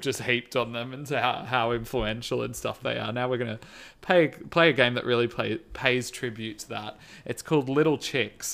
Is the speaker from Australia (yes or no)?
yes; Australia; I am Australian